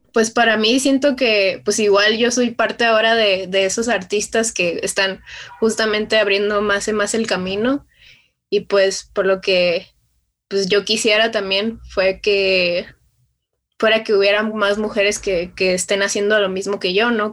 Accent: Culiacán, Sinaloa, Mexico; yo vengo de, esos lares, pues, y más de, de Culiacán, Sinaloa, que yo soy de, de allá

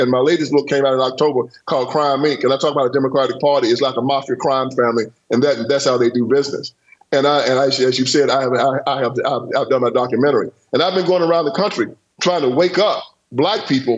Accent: Haywood County, Tennessee, United States; I was born on a cotton plantation in Haywood County, Tennessee

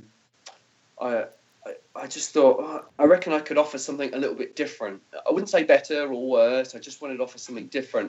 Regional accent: Peterborough, East of England, United Kingdom; moved away as an adult; also born or lived in New Zealand; I live in a place called Peterborough, which is in England, which is fairly close to Cambridge

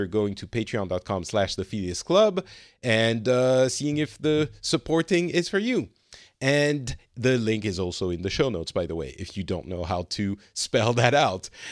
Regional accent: France; also born or lived in Middle East; now in Finland; I'm originally from France.

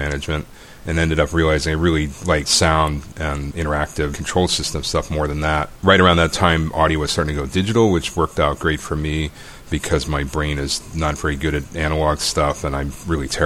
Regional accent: Eastern Shore of Maryland, United States; moved away; I grew up on the Eastern Shore of Maryland, a little small town down there

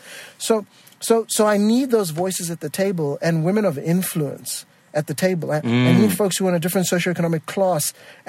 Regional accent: Botswana; if people are constantly hearing my accent, which is, you know, a combination of having grown to a British school because I'm from Botswana, and then watching Sesame Street and Big Bird

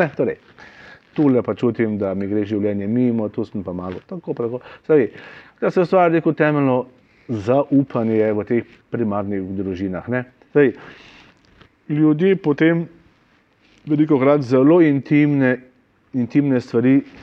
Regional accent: Slovenia; now in Maribor, Slovenia; smo že tako nezreli slovenci

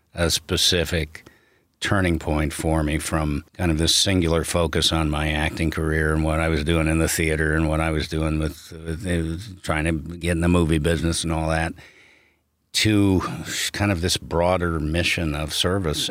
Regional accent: outside of Chicago, Illinois, United States; I grew up outside of Chicago

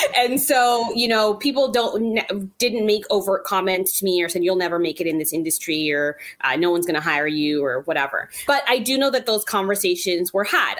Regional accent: Toronto, Ontario, Canada; growing up in Toronto, it's a very multicultural

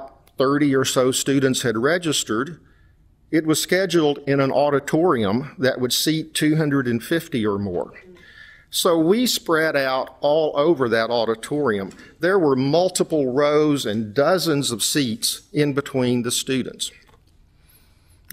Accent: West Texas, United States; moved away; Like me, she had grown up in a small West Texas oil town, only a little over an hour from my hometown

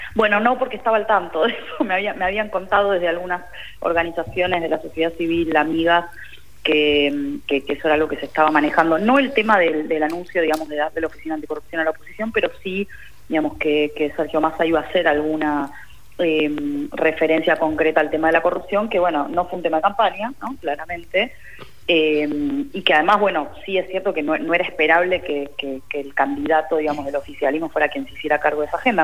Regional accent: Argentina

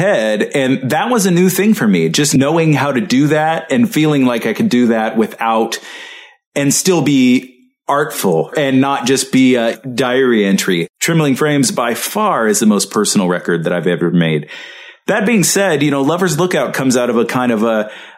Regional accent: the South, United States; also born or lived in Mississippi / Arkansas; I'm from the South. You know, I grew up in Mississippi and Arkansas, and that's the way that my family talks

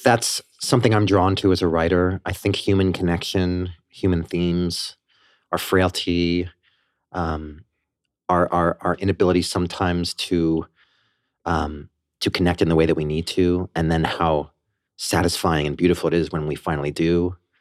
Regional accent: Port Washington, New York, United States; also born or lived in Banksville, Westchester, New York / Armonk, New York; I grew up on Long Island in Port Washington. I lived there until I was thirteen, and then my parents moved us to, uh, the Banksville area of Westchester

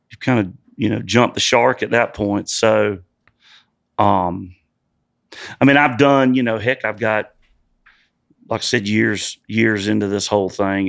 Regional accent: South Georgia, United States; moved away as an adult; also born or lived in Nashville; I grew up in South Georgia and bass fishing's huge where I grew up

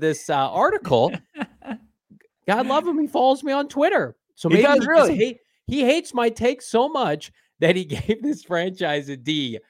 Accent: Illinois, United States; I grew up in Central Illinois.

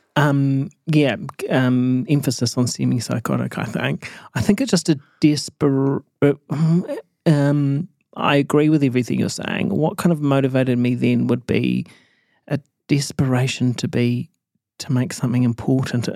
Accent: Matamata, Waikato, New Zealand; moved away as an adult; also born or lived in Auckland; I grew up in Mata Mata

